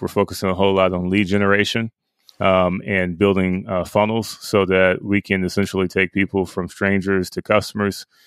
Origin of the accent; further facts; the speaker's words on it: Pickens, Mississippi, United States; I grew up in Pickens